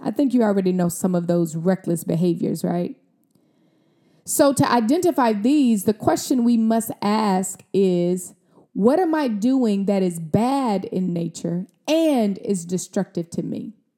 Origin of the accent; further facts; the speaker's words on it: Mississippi, United States; I'm from Mississippi. I'm a country girl